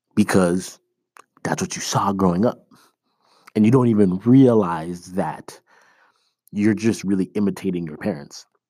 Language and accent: English; Toronto, Ontario, Canada; moved away as an adult; also born or lived in Iowa, United States; now in United States; I am originally from Toronto. That's where my parents still live. I live in the States now